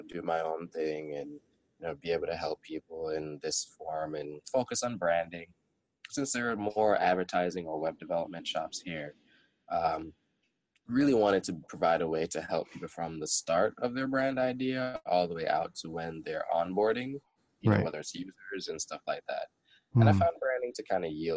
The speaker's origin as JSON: {"language": "English", "country": "Jamaica", "tie": "born or raised there", "said": "growing up being a Jamaican"}